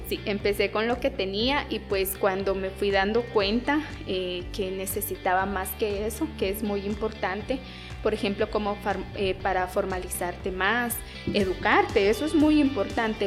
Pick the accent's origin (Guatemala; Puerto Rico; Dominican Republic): Guatemala; San Pedro La Laguna, Sololá; first language Tz'utujil; Spanish is a second language; Yo soy originaria de San Pedro La Laguna Sololá